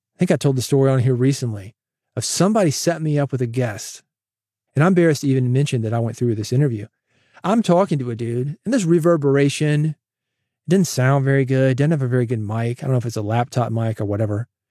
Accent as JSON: {"language": "English", "town": "Nashville", "region": "Tennessee", "country": "United States", "tie": "born or raised there", "said": "I grew up in the South, born in Nashville, relatives in East Tennessee, Virginia"}